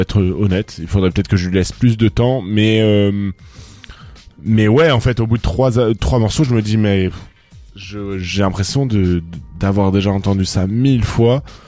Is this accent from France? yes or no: yes; Toulouse, Occitania, France; moi quand je viens de Toulouse